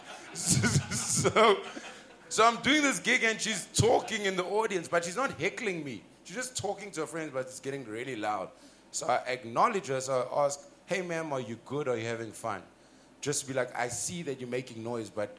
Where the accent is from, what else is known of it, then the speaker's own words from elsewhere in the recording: South Africa; I'm from Africa.